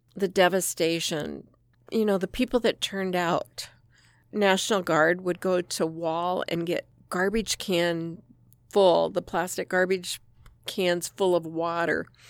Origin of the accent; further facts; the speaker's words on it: Rapid City, South Dakota, United States; I was born and raised in Rapid City.